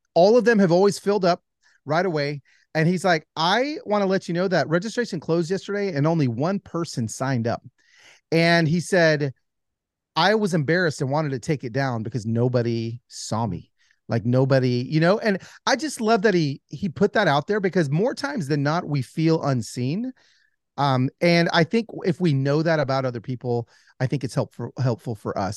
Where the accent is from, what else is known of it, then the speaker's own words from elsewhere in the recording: Pico Rivera, California, United States; I was born in East L A, in Pico Rivera